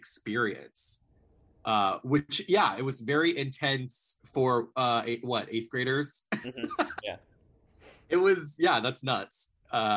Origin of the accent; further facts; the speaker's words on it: Akron, Ohio, United States; also born or lived in Chicago / Los Angeles; I was born in Akron, Ohio, and then I went to Chicago for school, then I moved to LA for 2 years, and then I moved back to Akron, Ohio, my hometown.